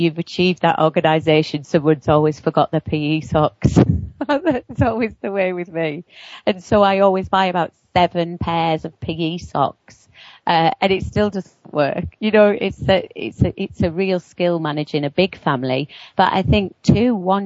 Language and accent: English; near Newcastle upon Tyne, North East England, United Kingdom; I come from just near Newcastle upon Tyne in the northeast of England